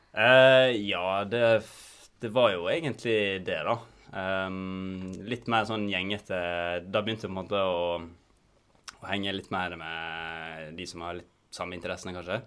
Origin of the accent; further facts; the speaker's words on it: Volda, Møre og Romsdal, Norway; moved away as an adult; now in Bergen, Norway; jeg kommer fra Volda på Sunnmøre